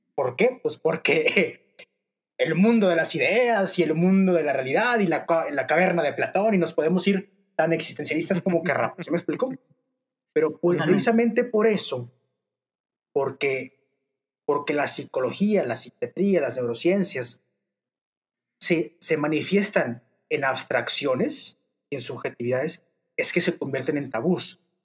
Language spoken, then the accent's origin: Spanish; Torreón, Coahuila, Mexico; soy de Torreón, Coahuila